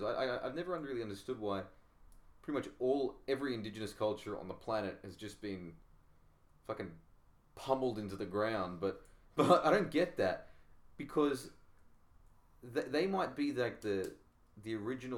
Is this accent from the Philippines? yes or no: no; Australia; I am Australian